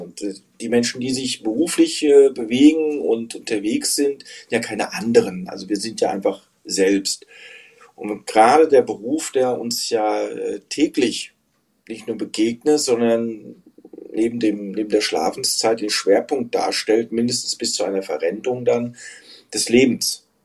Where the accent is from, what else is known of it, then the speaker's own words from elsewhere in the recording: Frankfurt, Hesse, Germany; moved away; Ich bin in Frankfurt, äh, Hessen geboren und äh, in der Peripherie aufgewachsen